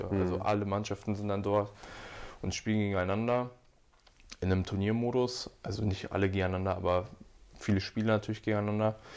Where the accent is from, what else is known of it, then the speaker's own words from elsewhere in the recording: Hanover, Lower Saxony, Germany; habe mich dann für Dortmund entschieden